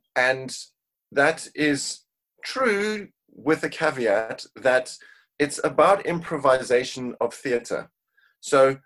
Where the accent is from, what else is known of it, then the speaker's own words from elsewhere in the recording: Cape Town, Western Cape, South Africa; now in United Kingdom; originally born and raised in Cape Town, South Africa, I now live in the UK